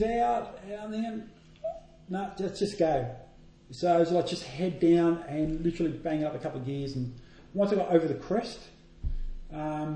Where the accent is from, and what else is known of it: Australia; accent: Australian; also born or lived in Bulla, Melbourne, Victoria